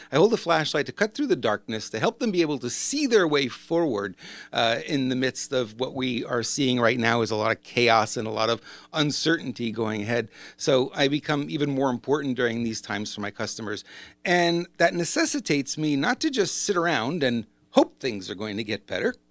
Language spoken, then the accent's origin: English; Montreal, Quebec, Canada; moved away; I grew up in Montreal. I know how cold it can get up there